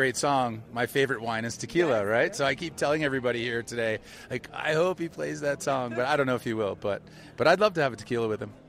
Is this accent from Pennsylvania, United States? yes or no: yes; Pennsylvania, United States; now in Boulder, United States; I'm from Pennsylvania originally, but I've been living in Boulder for 25 years.